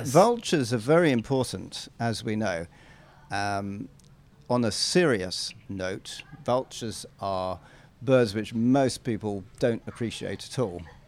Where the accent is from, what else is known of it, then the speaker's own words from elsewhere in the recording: England, United Kingdom; I'm an Englishman